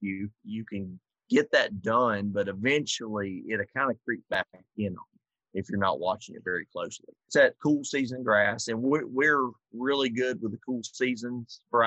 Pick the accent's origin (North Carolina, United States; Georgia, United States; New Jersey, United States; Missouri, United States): Georgia, United States; South; now in Minnesota, United States; I'm from South Georgia, in March we're planting.